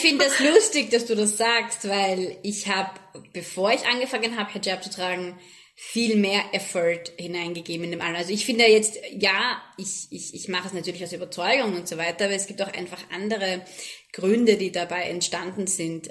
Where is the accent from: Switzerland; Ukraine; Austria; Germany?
Austria; moved away as an adult; now in Abu Dhabi, United Arab Emirates; von meinen Fellow-Österreicherinnen